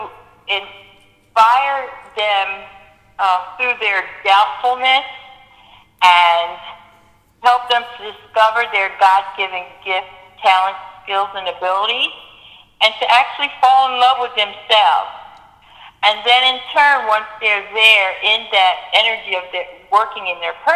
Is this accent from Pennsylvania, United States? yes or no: yes; Philadelphia, Pennsylvania, United States; moved away as an adult; now in Atlanta, United States; I'm from Philadelphia.